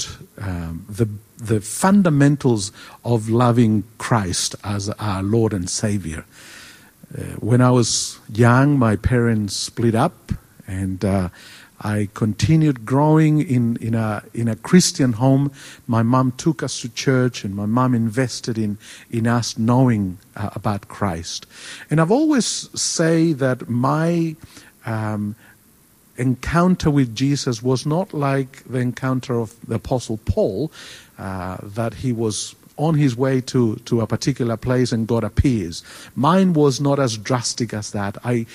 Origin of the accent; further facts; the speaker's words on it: Chile; first language Spanish; English is a second language; moved away as an adult; now in Australia; I was born in South America. I was born in Chile. And so I speak Spanish, which we say is the language of heaven. And I grew up there